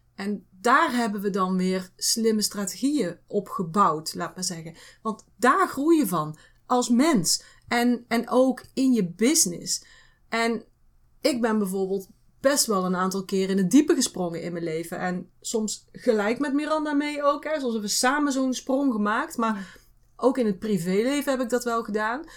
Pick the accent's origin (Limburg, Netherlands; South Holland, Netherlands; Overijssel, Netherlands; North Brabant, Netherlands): North Brabant, Netherlands; wij uit Brabant komen